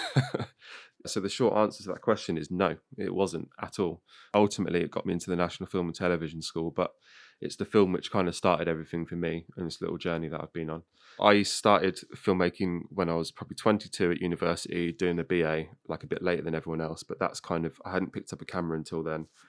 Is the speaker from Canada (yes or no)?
no; Northamptonshire, East Midlands, United Kingdom; I'm like from Northamptonshire